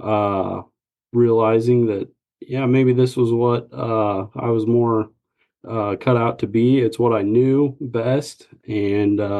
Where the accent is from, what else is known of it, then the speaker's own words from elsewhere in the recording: Lincoln, Nebraska, United States; moved away as an adult; now in Wichita, United States; I originally was born and raised in Lincoln, Nebraska. And so I had just moved down here 2-3 years prior to starting Wichita Homeworks.